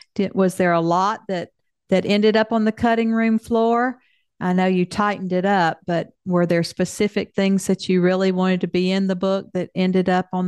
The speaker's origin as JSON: {"language": "English", "region": "Mississippi", "country": "United States", "tie": "born or raised there", "said": "The library in my Mississippi hometown is named for my mother"}